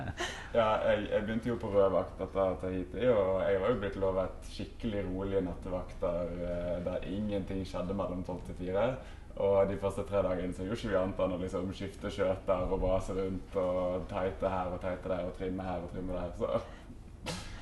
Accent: Norway; hjemme i Norge

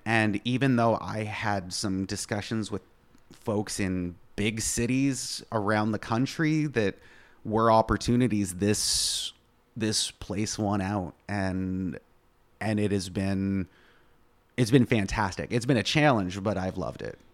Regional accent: East Coast, Canada; first language English; moved away as an adult; now in Plattsburgh, United States; I am originally from Canada, born and raised, uh, East Coast

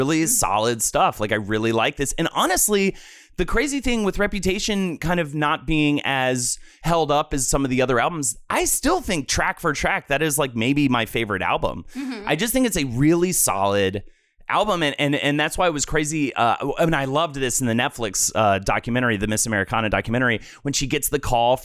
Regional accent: New York, United States; as a New Yorker

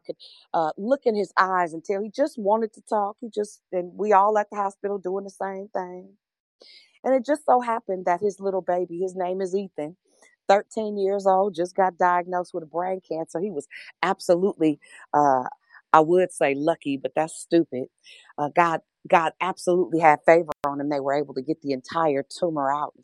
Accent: Richmond, Virginia, United States; I'm from Richmond

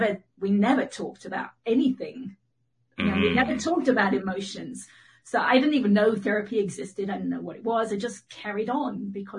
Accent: England, United Kingdom; accent: mid-Atlantic; now in United States; I'm in Northern California. I'm actually from England, so I have a kind of mid-Atlantic accent.

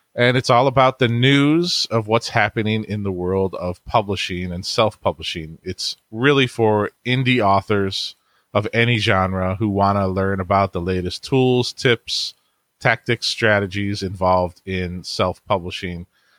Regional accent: Cleveland, Ohio, United States; I'm from Cleveland, Ohio, and I have a family

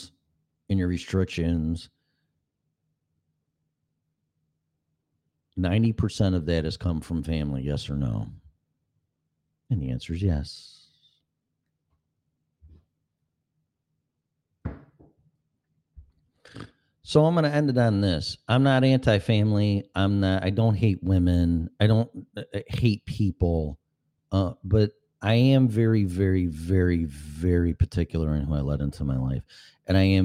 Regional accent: Illinois, United States; moved away as an adult; now in Florida, United States; people that I grew up with in Illinois

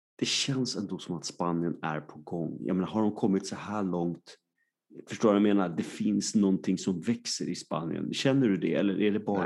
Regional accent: Sweden; vi svenskar

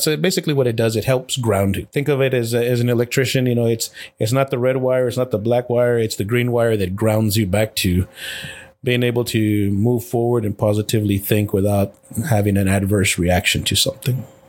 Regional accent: El Paso, Texas, United States; I was born and raised in El Paso, Texas, to a single parent

